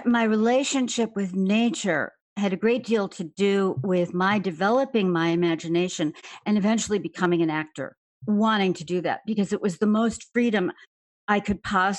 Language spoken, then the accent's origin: English; Chicago, Illinois, United States; Grew up in the south side of Chicago, in Hyde Park near the University of Chicago